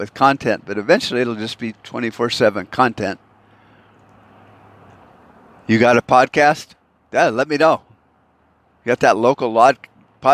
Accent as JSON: {"language": "English", "country": "United States", "tie": "born or raised there", "said": "I was born in America."}